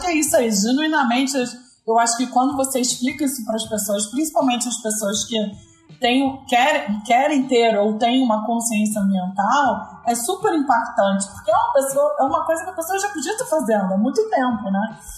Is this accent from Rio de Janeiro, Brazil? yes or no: yes; Rio de Janeiro, Brazil; moved away; sou carioca